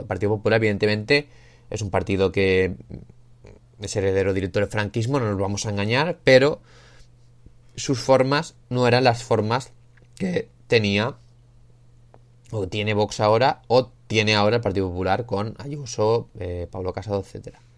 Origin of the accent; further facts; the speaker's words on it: Spain; Yo que soy de España